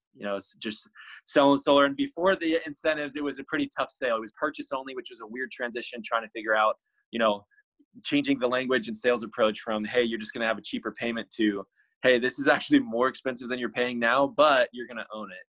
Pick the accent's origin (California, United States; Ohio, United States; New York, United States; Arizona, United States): Arizona, United States; I grew up in Arizona